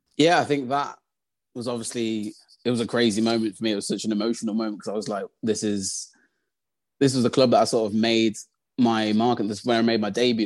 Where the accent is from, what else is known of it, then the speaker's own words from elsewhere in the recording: Birmingham, West Midlands, United Kingdom; also born or lived in Coventry; So I grew up in Birmingham. I live in Birmingham at the moment.